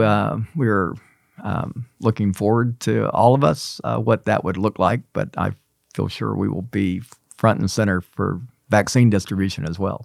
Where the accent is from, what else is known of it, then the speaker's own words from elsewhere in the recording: Atlanta, Georgia, United States; moved away as an adult; now in Memphis, United States; I grew up in Atlanta.